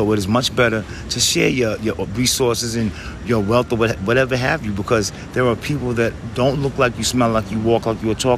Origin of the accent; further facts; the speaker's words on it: New York City, New York, United States; I'm from the Bronx